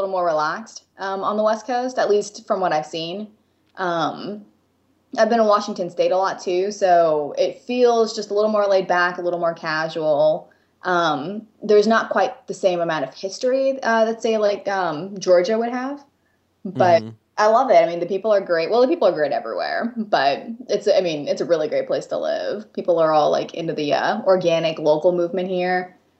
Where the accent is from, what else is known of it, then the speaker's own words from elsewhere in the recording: Japan; accent: American; first language English; moved away as an adult; now in United States; So I was born and raised in Japan, and it moved to the U.S. until I was 18.